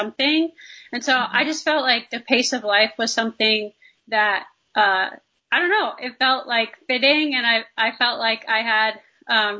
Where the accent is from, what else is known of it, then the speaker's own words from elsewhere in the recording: Northern New Jersey, United States; I'm from Northern New Jersey, kind of the northwest corner. So right in the Appalachian Trails. And I grew up running those trails